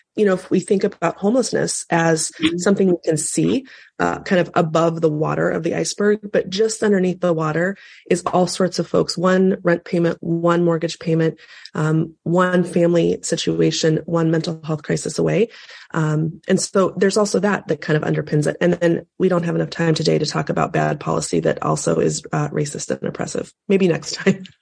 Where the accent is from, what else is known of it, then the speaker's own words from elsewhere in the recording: North Platte, Nebraska, United States; I was born and raised in North Platte, Nebraska